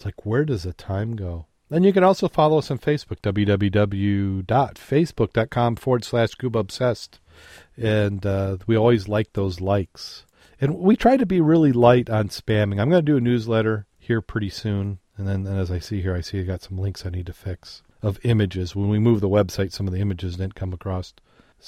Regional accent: Michigan, United States; we're from Michigan

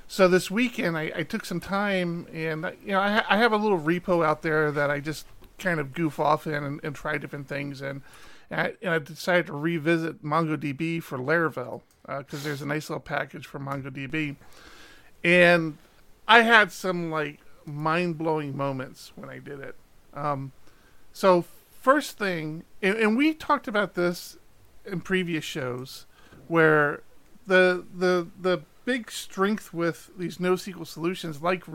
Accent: Maryland, United States; now in California, United States; When we moved from the East Coast, we were originally from Maryland, and we moved out to California.

